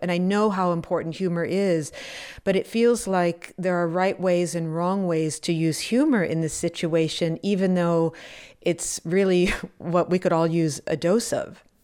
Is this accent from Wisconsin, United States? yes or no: yes; Wisconsin, United States; I grew up in Wisconsin and in the seventies and the early eighties.